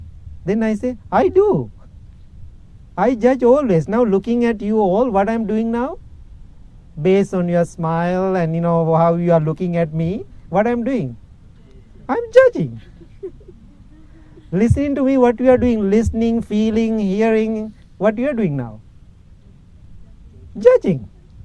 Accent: Illinois, United States; English is a second language; I said, my friend, that's not my car. You know that. I'm from Illinois. How come I have a car here? This is my host family car.

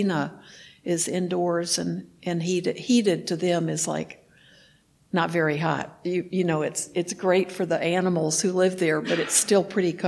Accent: Texas, United States; moved away; I grew up in Texas

